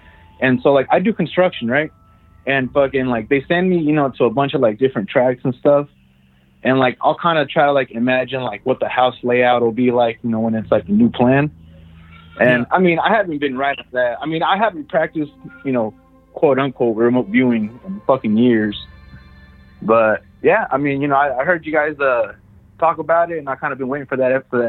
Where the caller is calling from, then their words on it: Merced, California, United States; from Merced, California.